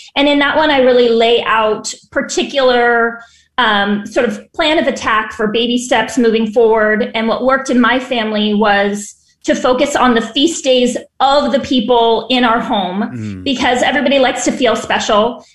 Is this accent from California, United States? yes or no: yes; San Diego, California, United States; moved away as an adult; also born or lived in Chicago; now in Los Angeles, United States; I'm from San Diego and live in Los Angeles now